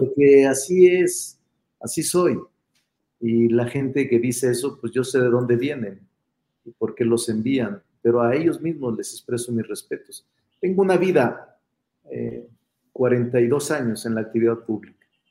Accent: Zacatecas, Mexico; now in Mexico City, Mexico; soy vecino de la San Rafael desde hace muchos años. Aquí vivo, este es mi domicilio. Soy Zacachilango.

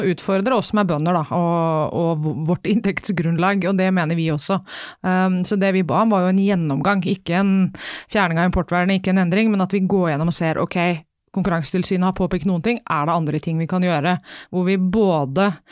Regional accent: Vestfold, Norway; jeg er jo fra Vestfold, der er det fint vær og det er lange somre og mye sol

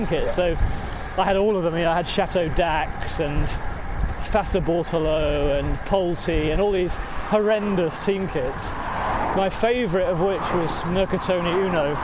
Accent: Yorkshire and the Humber, United Kingdom; moved away as an adult; now in North London, United Kingdom; No, I'm from Yorkshire. I'm from the People's Socialist Republic of South Yorkshire.

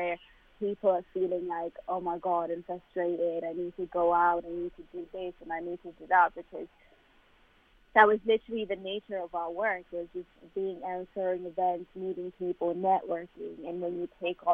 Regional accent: Malawi; moved away; where I'm from Malawi

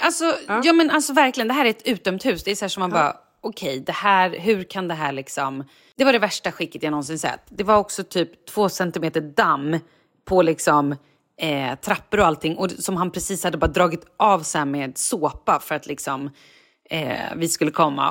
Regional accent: Vallentuna, Stockholm County, Sweden; jag är uppvuxen i Vallentuna

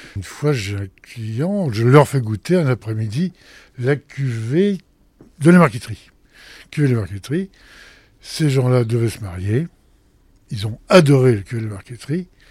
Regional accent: Picardy, Hauts-de-France, France; now in Paris, France; je suis picard moi-même. Mais je suis picard, mais de l'autre côté, je suis côté de betterave

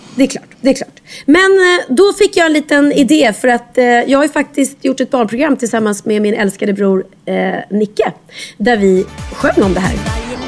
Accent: Skövde, Västra Götaland, Sweden; jag är från Skövde

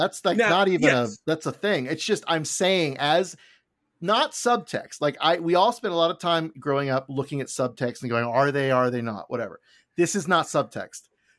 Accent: Florida, United States; middle of nowhere, Florida.

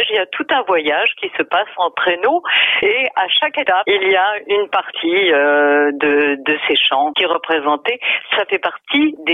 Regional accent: Toulouse, Occitania, France; je suis née occitane, je suis née à Toulouse.

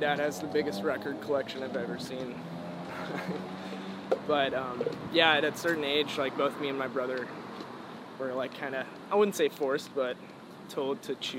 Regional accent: San Jose, California, United States; I was born in San Jose and grew up in the Bay, actually.

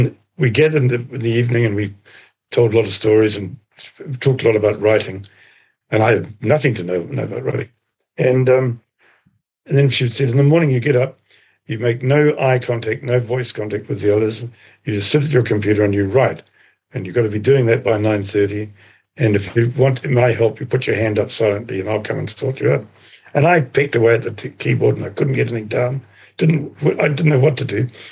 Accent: Rangitikei, Manawatū-Whanganui, New Zealand; I come from the Rangitiki.

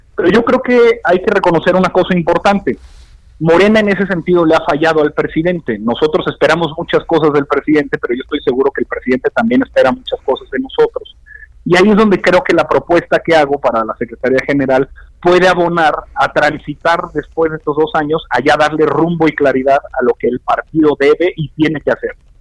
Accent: Torreón, Coahuila, Mexico; moved away; mi tierra, a Torreón, Coahuila

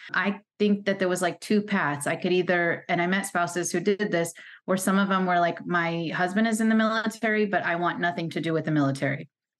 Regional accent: California, United States; moved away as an adult; And I never thought I would leave my home state of California, my family, none of that.

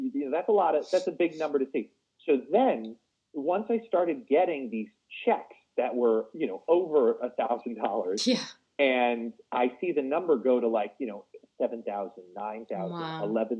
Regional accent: Long Island, New York, United States; I grew up in Long Island and it was a comfortable life.

